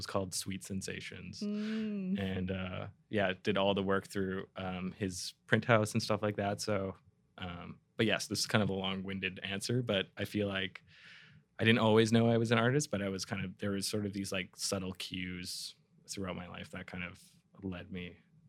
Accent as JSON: {"language": "English", "town": "Vancouver", "region": "British Columbia", "country": "Canada", "tie": "born or raised there", "said": "I grew up in East Van. So for people that don't know Vancouver, that's sort of across town."}